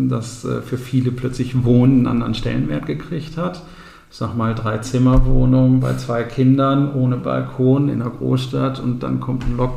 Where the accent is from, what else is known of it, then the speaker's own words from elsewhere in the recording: Bünde, North Rhine-Westphalia, Germany; Ja, Buchholz war von der Größe her so ähnlich wie mein Heimatort in Ostwestfalen. Ich komme aus Bünde, Ostwestfalen.